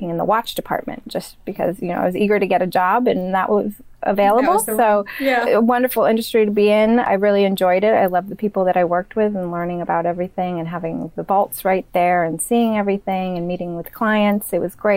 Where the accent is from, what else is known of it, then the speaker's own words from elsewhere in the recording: Maine, United States; moved away; also born or lived in New York; I'm originally from Maine